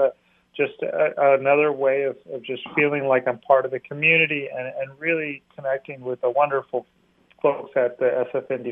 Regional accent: Mexico; our identity as Mexicans

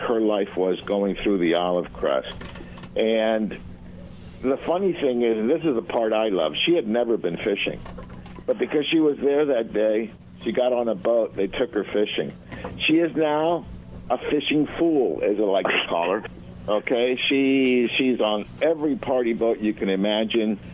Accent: Argentina; moved away; I was born in Argentina, so I'm Latin.

